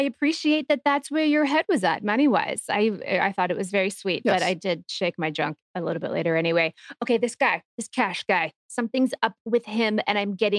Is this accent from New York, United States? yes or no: yes; New York City, New York, United States; as a New Yorker